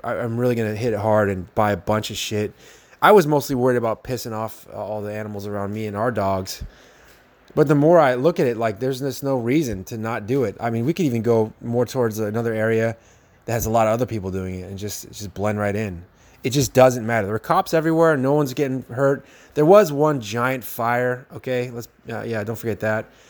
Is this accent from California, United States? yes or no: yes; San Jose, California, United States; now in Gilroy, United States; I come from San Jose, California